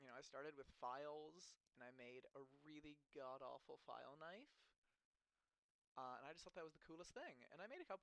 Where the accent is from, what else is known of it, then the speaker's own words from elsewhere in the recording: Los Angeles, California, United States; I'm from Los Angeles. I grew up in the center of LA.